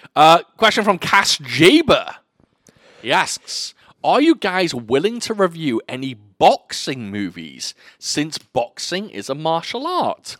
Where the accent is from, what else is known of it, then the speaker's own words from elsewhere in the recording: United Kingdom; I'm a Brit.